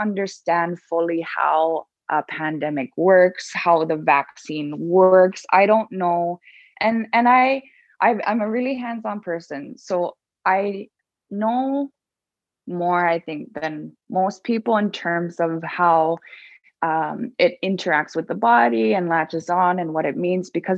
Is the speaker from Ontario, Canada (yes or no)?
no; Baker Lake, Nunavut, Canada; my hometown, Baker Lake